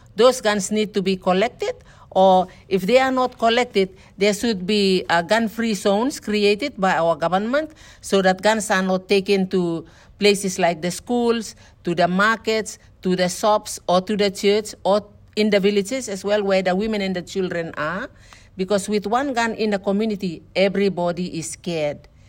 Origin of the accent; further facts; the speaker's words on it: Bougainville, Papua New Guinea; our people in Bougainville